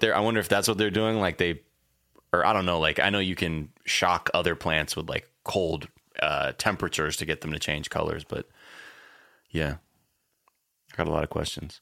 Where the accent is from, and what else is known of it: United States